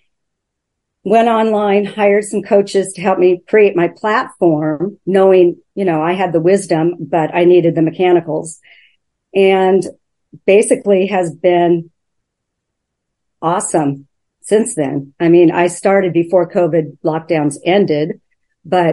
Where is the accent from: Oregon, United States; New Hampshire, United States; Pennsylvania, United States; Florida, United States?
Oregon, United States; moved away as an adult; now in Vancouver, United States; I'm from Oregon originally, but we moved up here about 8 years ago.